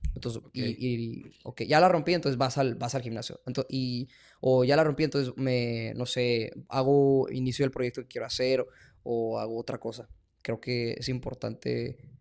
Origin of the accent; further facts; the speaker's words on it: Mexico; also born or lived in El Paso, Texas, United States; now in Boston, United States; yo soy mexicano